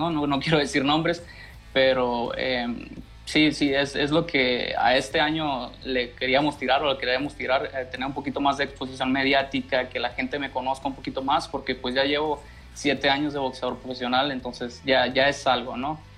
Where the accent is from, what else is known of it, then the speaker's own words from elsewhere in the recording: Sonora, Mexico; now in Tijuana, Mexico; Sí, acá estoy en Tijuana, ya llevo pues aproximadamente seis años viviendo